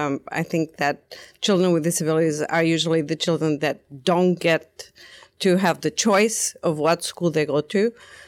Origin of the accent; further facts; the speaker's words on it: Portugal; I am a consultant from Portugal.